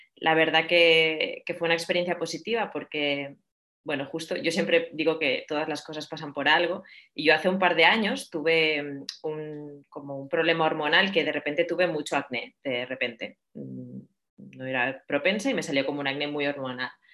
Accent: Barcelona, Catalonia, Spain; moved away as an adult; also born or lived in Madrid / San Sebastián; now in Atlanta, United States; soy de Barcelona

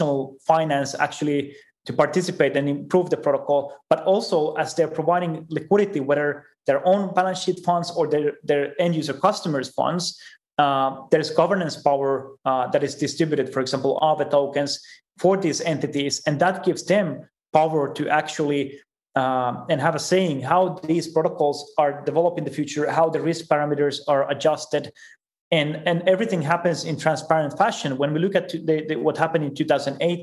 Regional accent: Finland; I'm from Finland as well. And we have very big open source culture there.

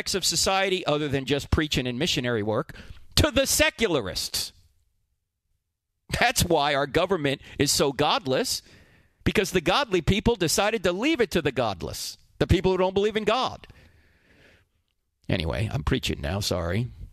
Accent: New Jersey, United States; I'm from New Jersey

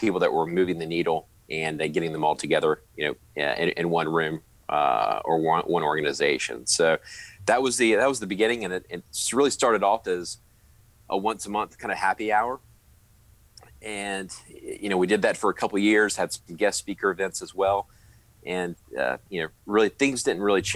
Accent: Charlotte, North Carolina, United States; I'm originally from Charlotte, born and raised

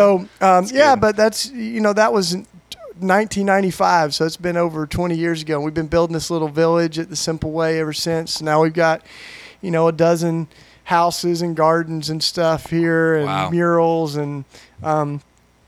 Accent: Maryville, Tennessee, United States; moved away as an adult; now in Philadelphia, United States; I grew up in East Tennessee. I'm a Tennessee boy, and Maryville, Tennessee, East Tennessee

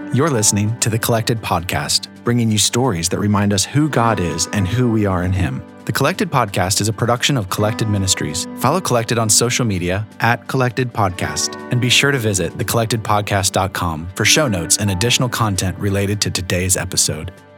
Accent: Michigan, United States; born or raised there

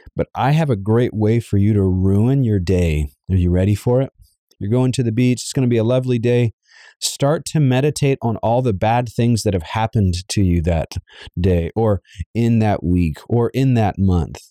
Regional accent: Savannah, Georgia, United States; I was raised in Savannah, Georgia

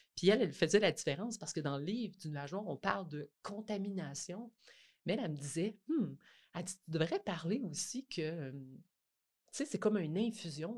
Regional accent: Côte-Nord, Quebec, Canada; moved away; je viens de la Côte-Nord. je suis retournée retravailler dans mon école

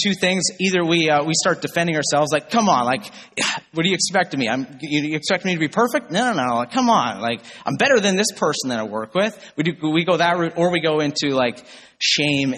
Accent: Northern Ontario, Canada; I grew up in Northern Ontario

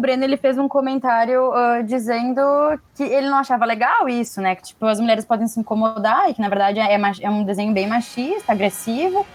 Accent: Rio Grande do Sul, Brazil; eu sou do Rio Grande do Sul

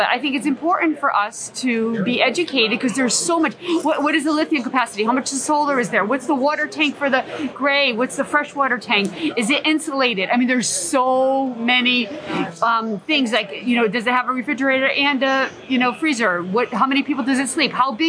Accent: Ocala, Florida, United States; And because I'm from Florida, most of my family's back home in Ocala.

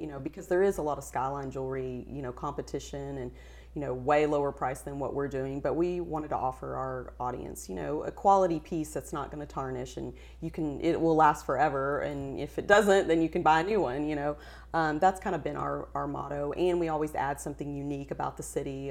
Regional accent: West Texas, United States; we're from West Texas

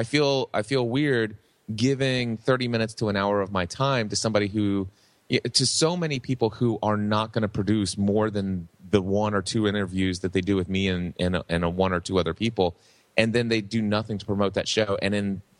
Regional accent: Hebron, Kentucky, United States; I've been doing a pizza shop locally here in my hometown of Hebron, Kentucky for the last 35 years

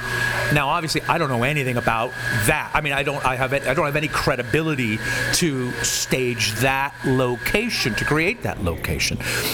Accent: Piedmont, California, United States; I grew up in Oakland, California, and when I say in Oakland, I mean the largely white suburb of Piedmont.

